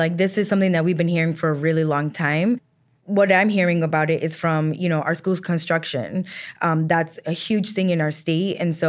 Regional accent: Rhode Island, United States; I was born and raised in Rhode Island. My parents migrated here from Columbia in the early 80s. I'm first generation. I went to our public schools.

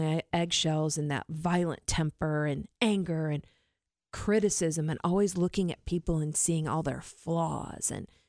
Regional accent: Warsaw, Indiana, United States; I came from the Midwest to here.

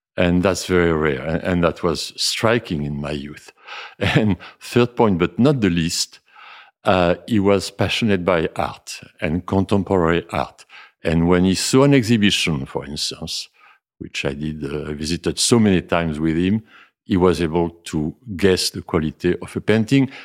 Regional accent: Libourne, Nouvelle-Aquitaine, France; English is a second language; I really uh, grew up a few miles from here, uh, where my father and where I live myself uh, after with my mother for so long, uh, more than 60 years, Chateau Videlot, which is uh, in the suburbs of Libourne

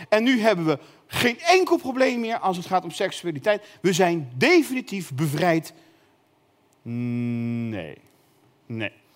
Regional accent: North Brabant, Netherlands; ik kom uit Brabant

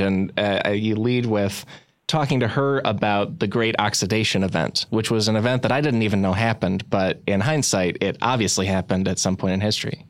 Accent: Midwest, United States; I'm from the Midwest, and a lot of my family would just tell me that you should assume the Great Lakes and a lot of our rivers are filthy

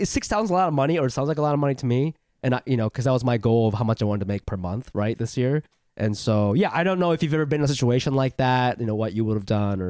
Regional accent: Ohio, United States; moved away; I grew up in Ohio

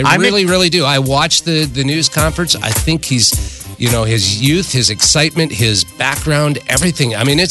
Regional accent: Iowa, United States; now in Nebraska, United States; I'm from Iowa.

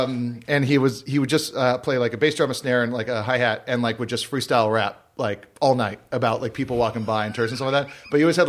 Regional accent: Hawaii, United States; moved away; growing up in Hawaii, we didn't have all the fast food places

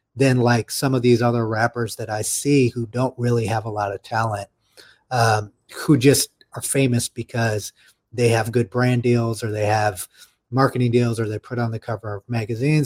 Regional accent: United States; as American citizens

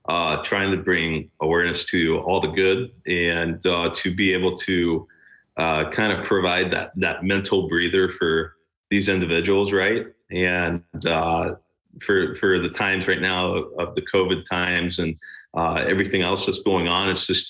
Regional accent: Middletown, United States; my hometown

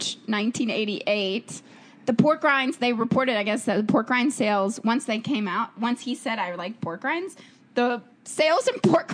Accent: Nashville, Tennessee, United States; I grew up in Nashville

